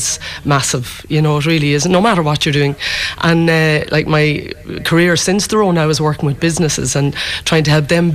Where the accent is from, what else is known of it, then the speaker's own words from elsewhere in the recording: Kilkenny, Leinster, Ireland; also born or lived in United States; now in Kinvara, Ireland; I'm actually from Kilkenny. But I lived in the States for a long time